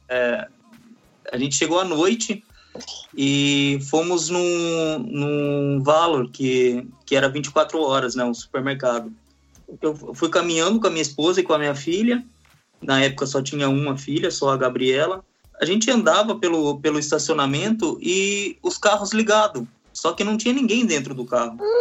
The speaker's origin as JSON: {"language": "Portuguese", "country": "Brazil", "moved": "as an adult", "lives_now": "Japan", "said": "Eu sou brasileiro também, né? Não sou descendente, eu sou casado com descendente"}